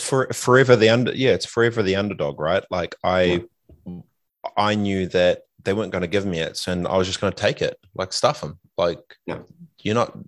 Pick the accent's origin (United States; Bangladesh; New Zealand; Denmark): New Zealand; Christchurch, Canterbury; also born or lived in Fiji; growing up in Aranui